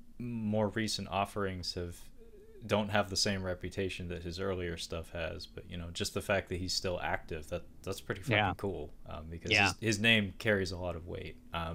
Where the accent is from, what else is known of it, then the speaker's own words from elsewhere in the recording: West Coast, United States; I'm from the West Coast, Brad. We don't encounter that as often as some of the folks on the other coast.